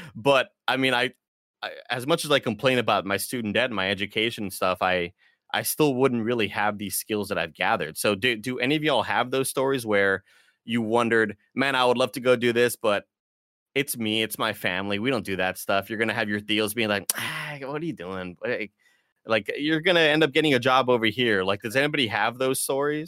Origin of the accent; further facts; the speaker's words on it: Rio Grande Valley, Texas, United States; moved away as an adult; also born or lived in Austin; now in San Francisco, United States; I'm from the Rio Grande Valley